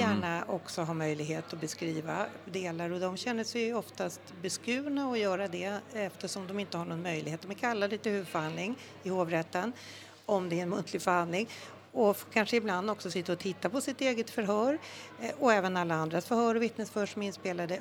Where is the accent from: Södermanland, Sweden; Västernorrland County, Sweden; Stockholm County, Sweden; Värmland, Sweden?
Stockholm County, Sweden; Stockholm; jag är stockholmare sen eh, mm tusen år tillbaka